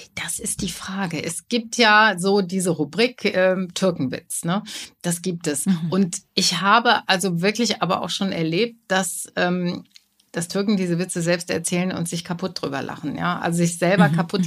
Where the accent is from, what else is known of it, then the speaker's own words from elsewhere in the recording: Germany; als Deutsche, als Deutsche im Publikum